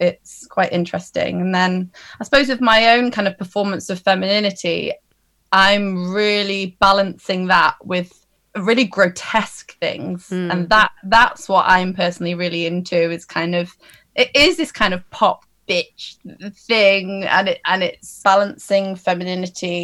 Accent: Derbyshire, East Midlands, United Kingdom; I'm a little bit from all over, but once I was at secondary school, I grew up in Derbyshire

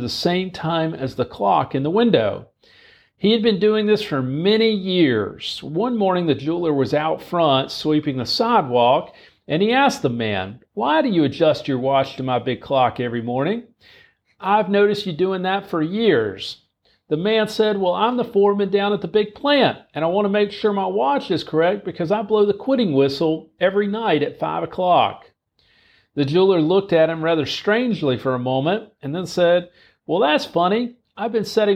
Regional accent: North Carolina, United States; now in Spartanburg, United States; I'm from North Carolina

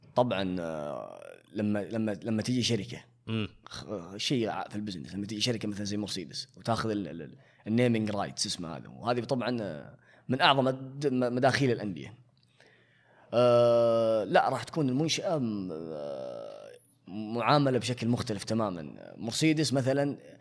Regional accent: Saudi Arabia; عندنا في السعوديه

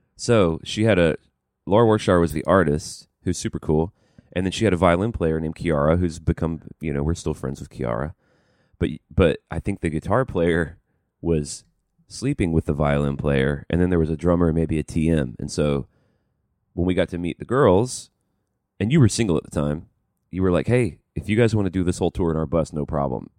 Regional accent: Birmingham, Alabama, United States; moved away; I'm from Birmingham

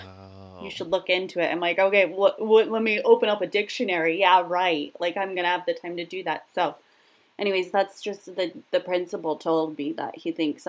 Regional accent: Virginia, United States; Okay, we're from Virginia.

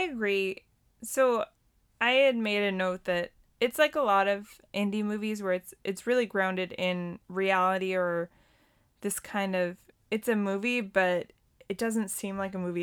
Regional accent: Montana, United States; I grew up in Montana

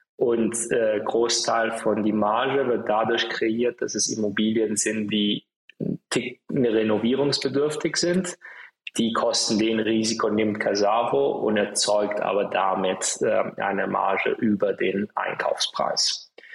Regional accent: Italy; moved away; ich bin auch in Italien aufgewachsen

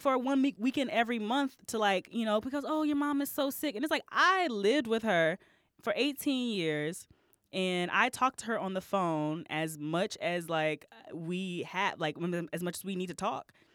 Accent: Texas, United States; moved away as an adult; also born or lived in Alabama / Augusta, Georgia / Washington, D.C. / Dallas; now in Chicago, United States; I grew up in Texas

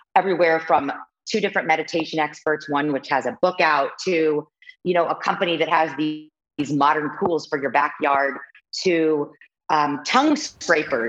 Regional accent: Kansas City, United States; moved away as an adult; also born or lived in New York / Los Angeles; I am from Kansas City and I'm 42 years old

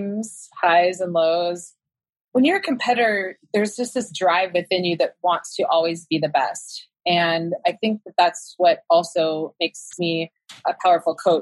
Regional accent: Sacramento, California, United States; I was from Sacramento, and so I was in the Bay Area all the time

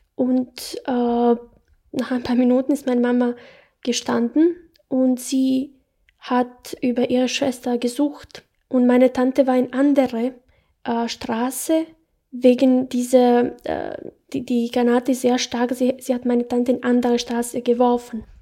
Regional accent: Bosnia & Herzegovina; German is a second language; moved away as an adult; now in Salzburg, Austria; Ich habe dort äh, 18 Jahre gelebt. Ich bin in Bosnien ge geboren, erwachsen.

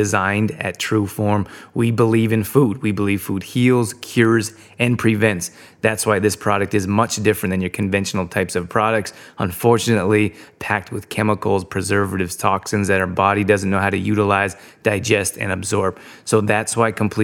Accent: Calgary, Alberta, Canada; I grew up in Calgary

